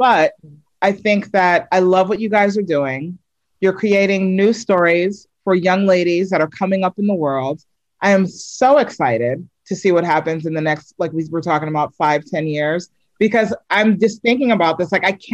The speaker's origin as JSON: {"language": "English", "region": "New York", "country": "United States", "also_born_or_lived": "Reston, Virginia", "moved": "yes", "said": "I'm from New York originally, but you know, I spent like my high school years in Virginia, in Reston"}